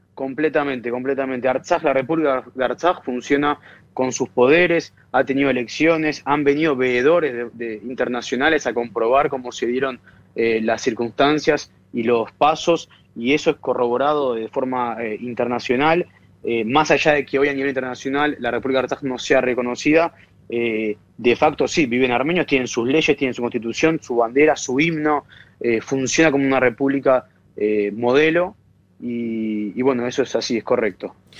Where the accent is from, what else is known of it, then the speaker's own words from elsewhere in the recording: Buenos Aires, Argentina; Yo vivo en Buenos Aires, nací en Buenos Aires, eh, argentino